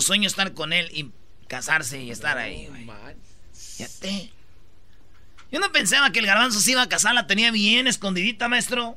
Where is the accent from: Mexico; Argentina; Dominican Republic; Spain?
Mexico; Michoacán; como somos de Michoacán, somos muchos